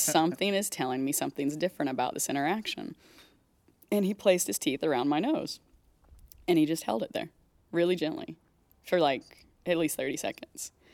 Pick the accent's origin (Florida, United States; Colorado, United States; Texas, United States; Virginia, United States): Texas, United States; moved away; so I grew up in Texas. I lived most of my life there